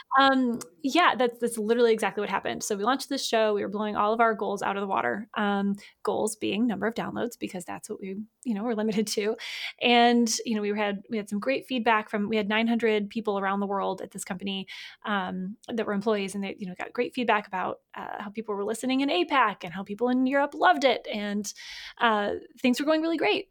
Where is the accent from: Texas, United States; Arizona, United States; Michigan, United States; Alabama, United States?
Michigan, United States; I was born in Michigan